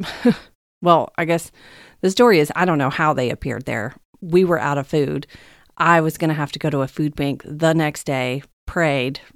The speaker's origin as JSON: {"language": "English", "region": "the Bible Belt", "country": "United States", "tie": "born or raised there", "moved": "as an adult", "lives_now": "California, United States", "said": "I was raised in the Bible Belt of America, and I never really understood what that meant until I actually left it and moved to California a few years ago"}